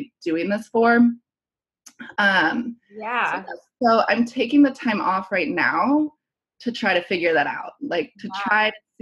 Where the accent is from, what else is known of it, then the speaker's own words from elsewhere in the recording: Columbus, Ohio, United States; also born or lived in Chicago / San Francisco / London; now in New York City, United States; I'm from Columbus, Ohio